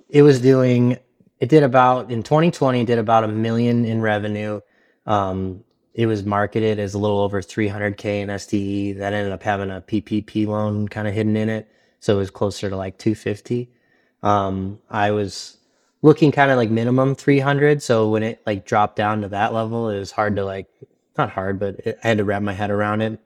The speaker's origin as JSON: {"language": "English", "town": "Detroit", "region": "Michigan", "country": "United States", "also_born_or_lived": "Texas", "moved": "as an adult", "lives_now": "Pittsburgh, United States", "said": "I'm from Detroit"}